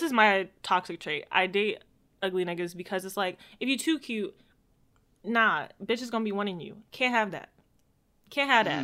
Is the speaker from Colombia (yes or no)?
no; Jamaica; I'm just a Jamaican